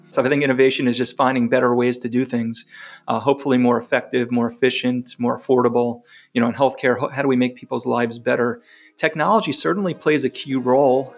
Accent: New York, United States; moved away as an adult; now in Chapel Hill, United States; I'm not from North Carolina by my accent. I grew up in New York

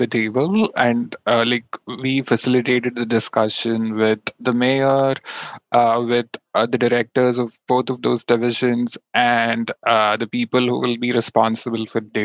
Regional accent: India; also born or lived in California / Los Angeles; now in Paterson, United States; I grew up in India. I've lived in California for about 15 years

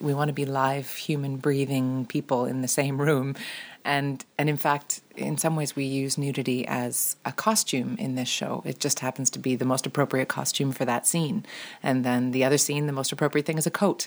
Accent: Ontario, Canada; as a young girl growing up in Ontario

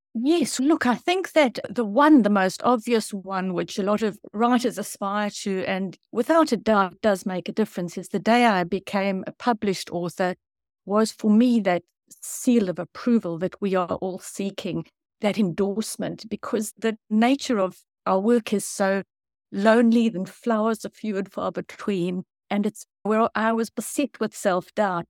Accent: South Africa; now in New Zealand; I grew up in South Africa

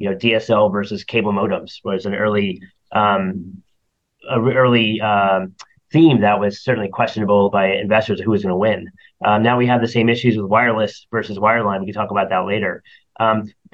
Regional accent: Toms River, New Jersey, United States; I grew up in New Jersey, near the beach, Seaside Heights, Tom's River

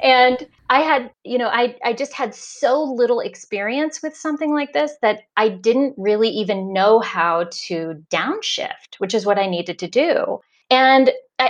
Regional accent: Indiana, United States; moved away as an adult; now in Cuenca, Spain; I grew up in Indiana, which is, you know, corn country, flat, flat, flat

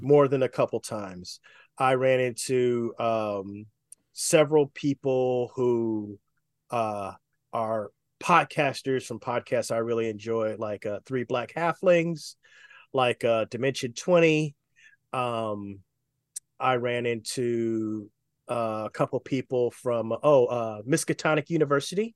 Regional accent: Oakland, California, United States; moved away as an adult; now in Los Angeles, United States; I grew up in the Bay Area

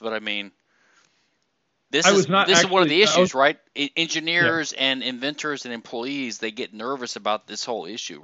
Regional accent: the South, United States; we Southerners

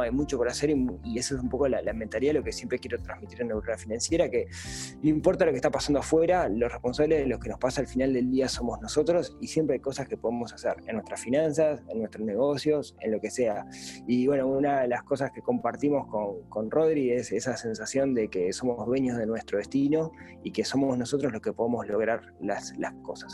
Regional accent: Uruguay

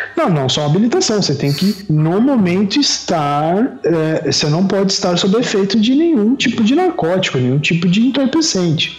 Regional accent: Brazil; quando eu era adolescente, lá quando eu estava crescendo na Coab

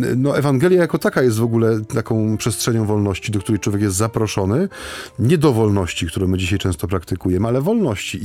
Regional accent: Silesian Voivodeship, Poland; U nas na Śląsku

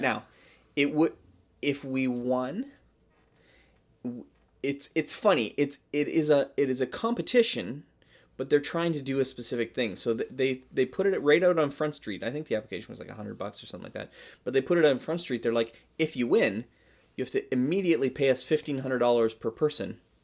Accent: Canada; I am a Canadian.

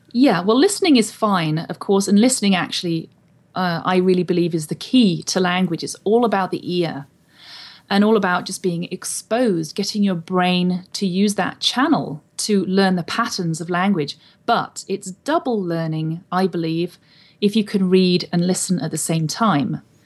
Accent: England, United Kingdom; moved away as an adult; now in Wenatchee, United States; I was born and raised in England

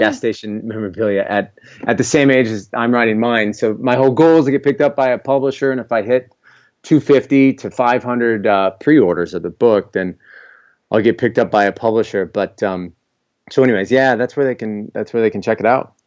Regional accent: Iowa, United States; also born or lived in California / Miami; born and raised in Iowa. I'm here presently

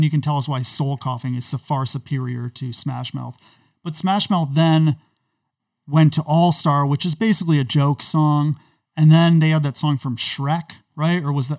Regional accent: United States; You know, folks, when I grew up in America, we didn't talk about race in this way.

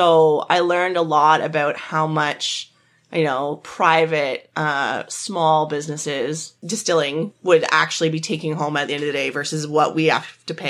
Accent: Perth, Ontario, Canada; she was from Perth and I was from Perth.

